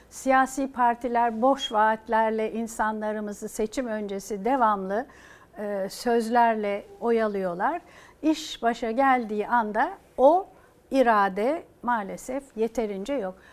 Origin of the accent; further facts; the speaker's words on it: Turkey; Türküz ve çok güzel hasletlerimiz var, faziletliyiz.